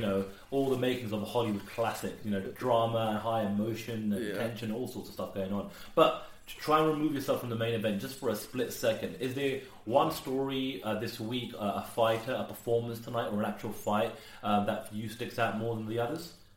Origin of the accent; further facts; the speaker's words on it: United Kingdom; I'm British